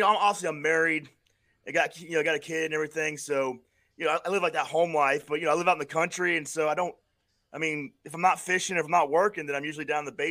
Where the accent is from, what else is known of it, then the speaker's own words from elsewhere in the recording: Florida, United States; I just because I grew up in Florida, and so the bands like